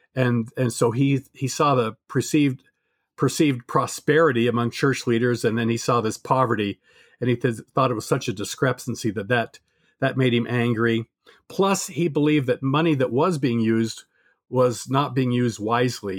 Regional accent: Utah, United States; I was raised in Utah, uh, about, in a little town just, uh, south of Provo

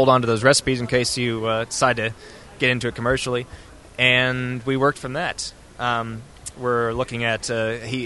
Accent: United States; now in Australia

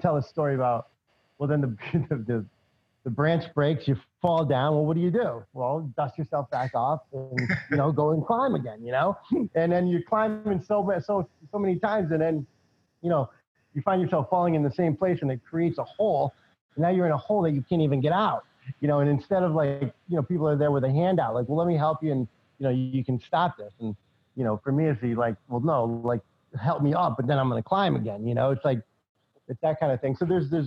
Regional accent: New England, United States; also born or lived in California; I'm from New England

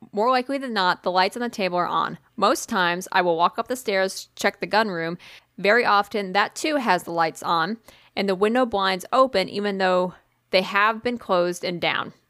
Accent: Tennessee, United States; I grew up in Tennessee

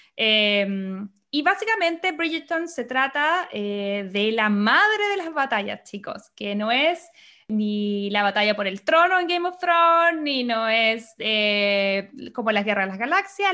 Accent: Chile; now in Los Angeles, United States; yo soy periodista, soy chilena, vivo en Los Ángeles, California

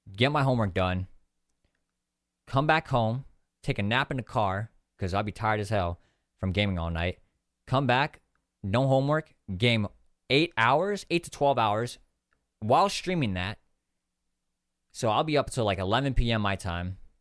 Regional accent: San Diego, California, United States; I grew up in, uh, California, like in San Diego for my whole life

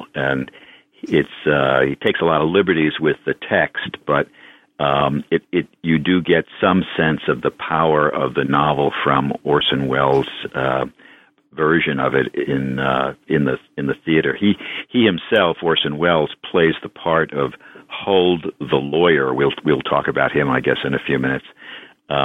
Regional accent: New York City, New York, United States; I grew up in New York City, actually, in the neighborhood at the top end of Manhattan Island, Inwood, part of Washington Heights.

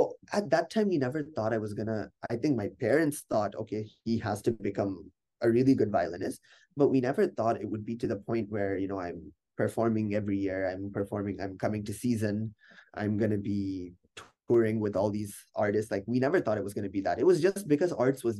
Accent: United States; we're from America

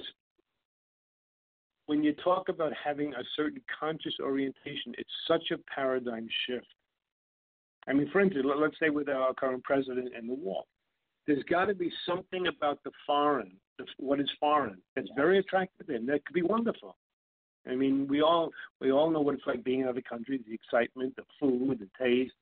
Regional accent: New York, United States; I grew up in New York and Brooklyn

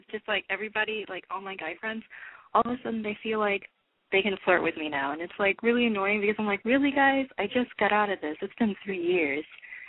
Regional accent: near Orlando, Florida, United States; I'm from Florida, like near Orlando.

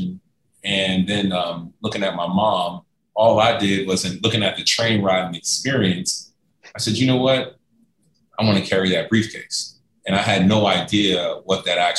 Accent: New York City, New York, United States; moved away as an adult; also born or lived in Lexington, Kentucky; growing up in New York City, growing up in Harlem

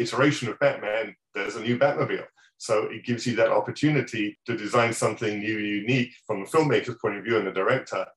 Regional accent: England, United Kingdom; moved away; back in my hometown, back in England

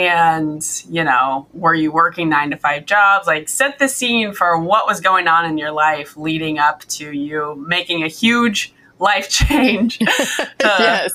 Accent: Kirksville, Missouri, United States; moved away as an adult; also born or lived in Omaha, Nebraska; I am born and raised Missouri, but me and my husband have been living in Omaha. He's a Nebraska boy. So we've been in Omaha for the past 11 years until we started RVing.

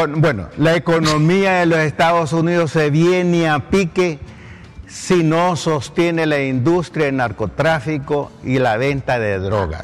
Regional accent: Honduras

